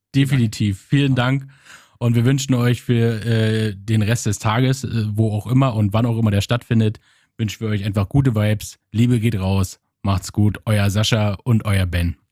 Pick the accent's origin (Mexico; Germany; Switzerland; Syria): Germany; now in Flensburg, Germany; Ich komme aus der Nähe von Berlin